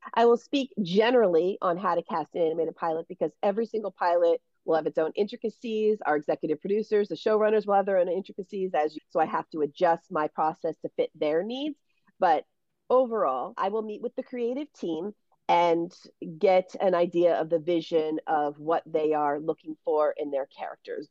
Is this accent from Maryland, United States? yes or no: yes; Baltimore, Maryland, United States; moved away as an adult; also born or lived in Syracuse, New York; now in Los Angeles, United States; I'm from Baltimore, Maryland